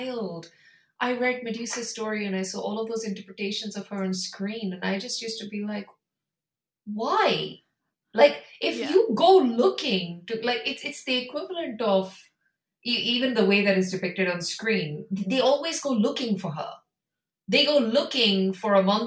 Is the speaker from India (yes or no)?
yes; India; I come from India